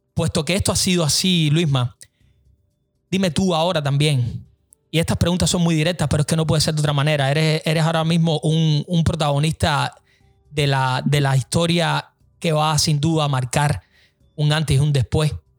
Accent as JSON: {"language": "Spanish", "country": "Cuba", "moved": "yes", "said": "la grandeza que tenemos nosotros como cubanos"}